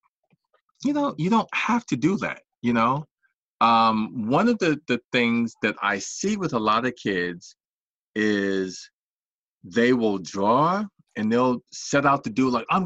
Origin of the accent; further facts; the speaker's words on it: New York, United States; I was born in New York